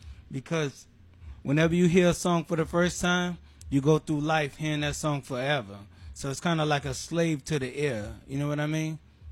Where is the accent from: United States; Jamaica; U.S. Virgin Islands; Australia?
Jamaica; A longtime friend of mine when I came from Jamaica, so...